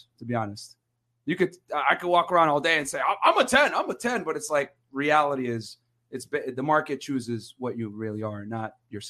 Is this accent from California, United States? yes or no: yes; the Bay Area, California, United States; I'm from the Bay.